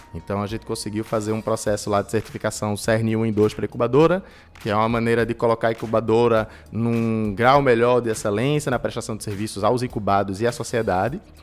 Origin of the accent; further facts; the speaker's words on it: Recife, Pernambuco, Brazil; Recifense, né? Nasci em Recife há 27 anos atrás